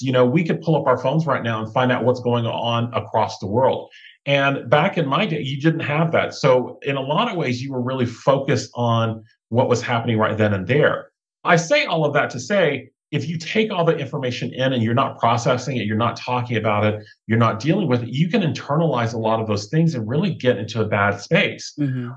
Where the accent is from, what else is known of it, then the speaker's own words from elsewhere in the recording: South Georgia, United States; moved away; also born or lived in Thailand (mother's origin); I grew up in South Georgia with my brother, my older sister, my younger brother, my mom and dad